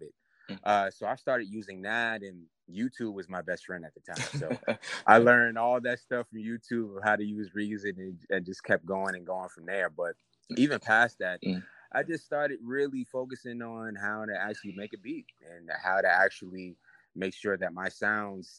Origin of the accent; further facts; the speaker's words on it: New York City, New York, United States; now in Atlanta, United States; I'm from Queens, New York. I currently live in Atlanta right now, but, you know, I'm from up top, man